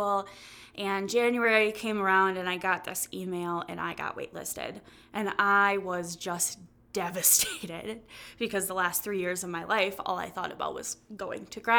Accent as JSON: {"language": "English", "town": "Kaukauna", "region": "Wisconsin", "country": "United States", "tie": "born or raised there", "said": "I was born and raised in Kokona, Wisconsin. I have lived in the Fox Cities my whole entire life"}